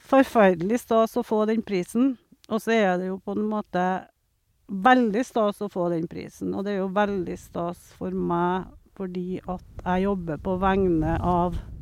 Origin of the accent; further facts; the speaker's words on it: Steinkjer, Trøndelag, Norway; moved away; also born or lived in Troms; jeg er født på Steinkjer.